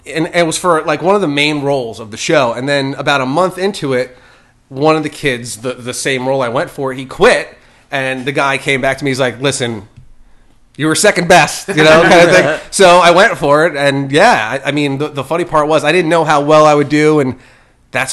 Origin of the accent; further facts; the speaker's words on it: Ocean County, New Jersey, United States; moved away; I'm from New Jersey